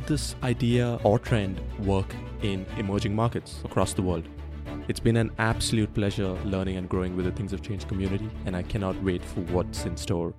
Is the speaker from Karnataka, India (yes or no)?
yes; Bangalore, Karnataka, India; moved away as an adult; now in United States; I was born and brought up in Bangalore, India, and moved to the US to do my master's about 5 years ago.